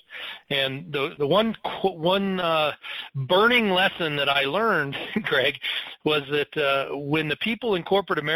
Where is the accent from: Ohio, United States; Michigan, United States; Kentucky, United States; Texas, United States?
Michigan, United States; moved away as an adult; also born or lived in Colorado; I came from Michigan